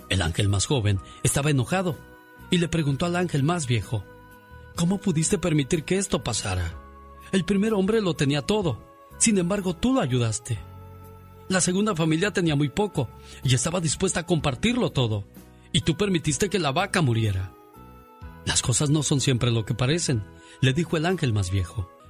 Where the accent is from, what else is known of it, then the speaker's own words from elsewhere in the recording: San Nicolás de los Agustinos, Guanajuato, Mexico; moved away; Un día salí de San Nicolás de los Agustinos, Guanajuato. Pero San Nicolás de los Agustinos, Guanajuato, nunca salió de mí.